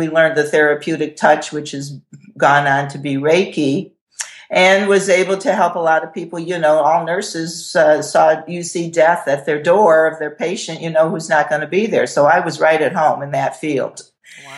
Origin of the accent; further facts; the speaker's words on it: the Berkshires, Massachusetts, United States; also born or lived in Worcester area, Massachusetts; I'm originally from Massachusetts. So I was raised in the Berkshires. I'm adopted out of the Worcester area, Marlborough country, and was raised in Massachusetts, and I was raised in a haunted house.